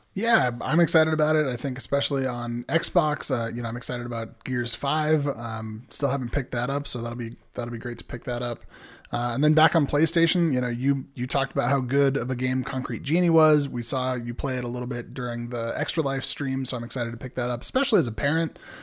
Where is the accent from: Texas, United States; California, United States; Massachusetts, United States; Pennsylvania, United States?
California, United States; San Diego; born and raised in San Diego in Southern California